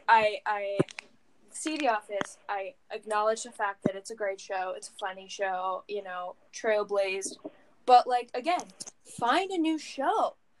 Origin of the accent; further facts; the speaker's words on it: Central Pennsylvania, United States; I'm from Central PA.